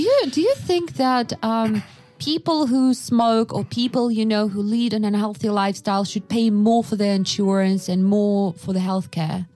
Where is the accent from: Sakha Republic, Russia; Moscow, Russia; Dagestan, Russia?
Sakha Republic, Russia; Yakutsk; moved away; I was born in Yakutsk